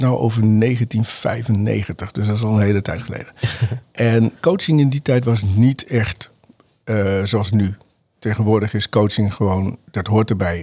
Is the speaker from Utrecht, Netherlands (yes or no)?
no; Uithuizen, Groningen, Netherlands; ik ben geboren in Noord-Groningen. Noord Groningen, In een plaatsje Uithuizen, en daar woon ik nog steeds. Ehm, heb ik mijn jeugd doorgebracht.